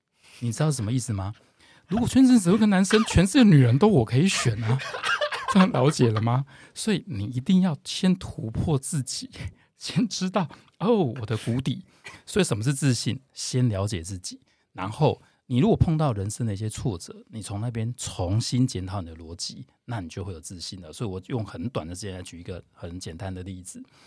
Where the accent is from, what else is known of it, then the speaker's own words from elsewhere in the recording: Tainan, Taiwan; now in Taipei, Taiwan; 台南小孩，哦，从小在台南长大